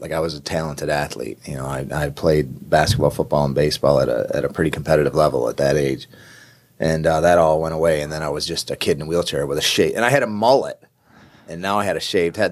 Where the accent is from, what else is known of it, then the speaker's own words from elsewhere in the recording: upstate New York, United States; I grew up in New York, right, upstate New York